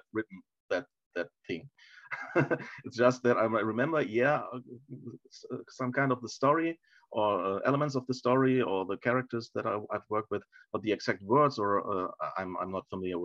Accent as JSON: {"language": "English", "country": "Germany", "second_language": "English", "said": "I've always and do now read in German."}